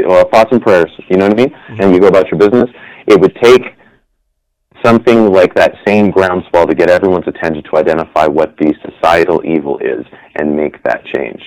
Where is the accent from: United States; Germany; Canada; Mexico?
Canada; We're so Canadian